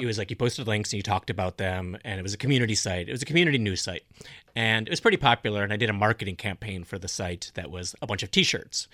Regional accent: North Dakota, United States; born or raised there; moved away

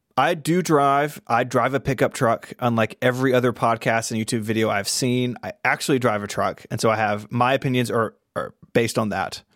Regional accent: the South, United States; I'm from the South

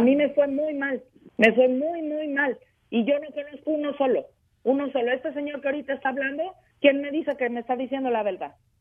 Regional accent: Juchipila, Zacatecas, Mexico; moved away; Yo soy de Juchipila

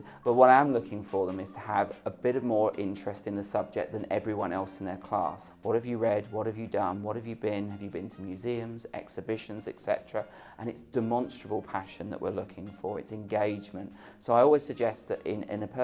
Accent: Romford, London, United Kingdom; I grew up in Romford, just outside of London

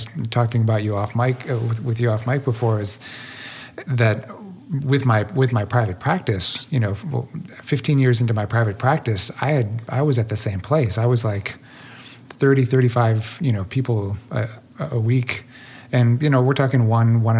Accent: Midwest, United States; growing up in the Midwest of sort of depression era family

